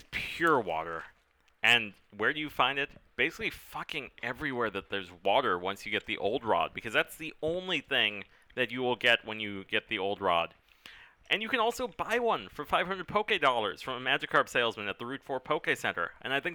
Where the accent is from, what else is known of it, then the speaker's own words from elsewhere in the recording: West Coast, United States; We're from the West Coast.